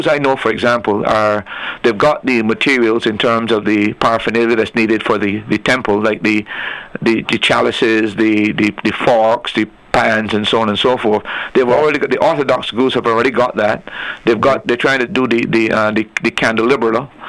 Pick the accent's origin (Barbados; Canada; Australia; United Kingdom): Barbados; now in Antigua and Barbuda; I came from Barbados, and when I was there, we observed Good Friday